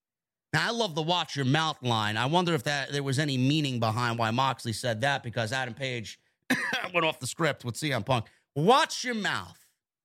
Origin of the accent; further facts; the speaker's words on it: Toronto, Ontario, Canada; It's going to be in my hometown next week in Toronto, Ontario, Canada.